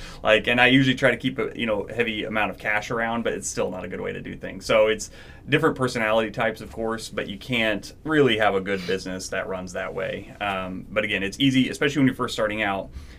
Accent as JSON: {"language": "English", "region": "Arkansas", "country": "United States", "moved": "yes", "said": "Well, I remember when I moved up here, I came from Arkansas, which is very, very humid all the time."}